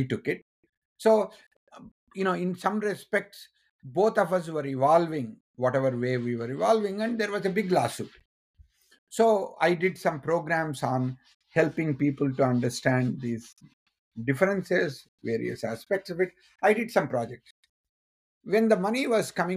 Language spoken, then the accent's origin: English; India; moved away as an adult; being an Indian